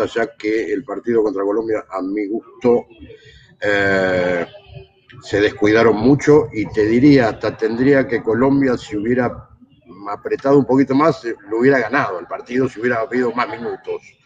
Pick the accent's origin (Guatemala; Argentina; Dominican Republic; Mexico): Argentina; como argentino